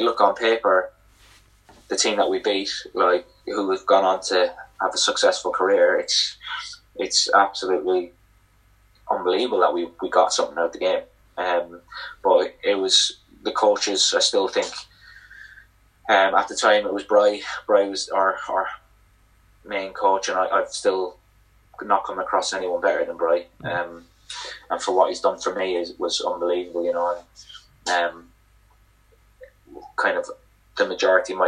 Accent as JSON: {"language": "English", "town": "Cork", "region": "Munster", "country": "Ireland", "moved": "yes", "said": "I'm from Cork"}